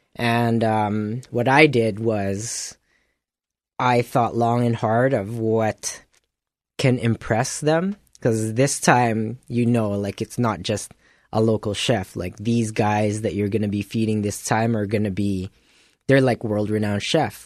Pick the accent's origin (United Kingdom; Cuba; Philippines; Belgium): Philippines; now in Winnipeg, Canada; being a Filipino